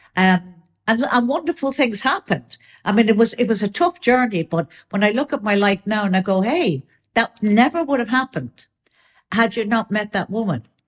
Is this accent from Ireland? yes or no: yes; Ireland; I'm still Irish.